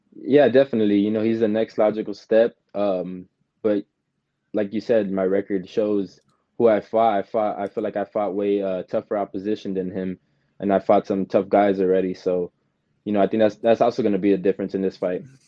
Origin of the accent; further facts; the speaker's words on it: San Antonio, Texas, United States; growing up in San Antonio and boxing